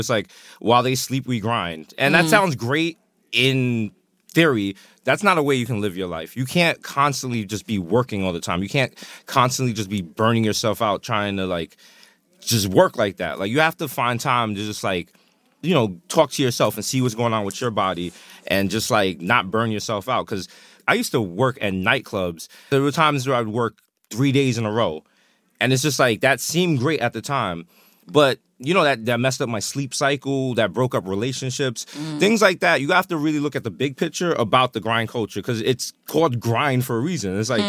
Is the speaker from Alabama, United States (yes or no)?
no; New York, United States; I have literally had every possible job you can have as a New Yorker.